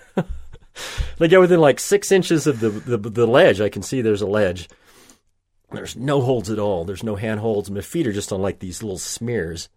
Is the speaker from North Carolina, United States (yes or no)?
no; southwestern Oklahoma, United States; I grew up in Oklahoma